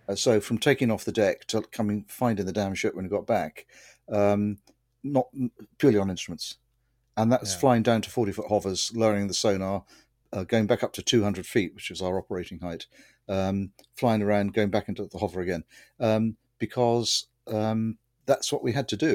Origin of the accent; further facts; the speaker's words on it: Winchester, South East England, United Kingdom; moved away as an adult; now in Somerset, United Kingdom; I grew up in Winchester, which is uh, 100 miles or so to the east